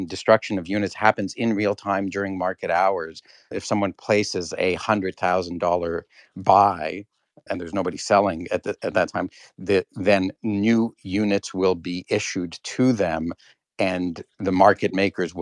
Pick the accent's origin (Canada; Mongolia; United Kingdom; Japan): Canada; speaking as a Canadian